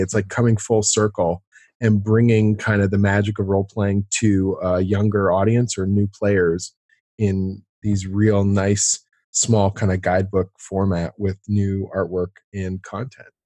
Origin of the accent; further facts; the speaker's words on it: Canada; also born or lived in Toronto; I'm a Canadian storyteller, I guess you'd call it, like a writer, uh, uh, based here in Toronto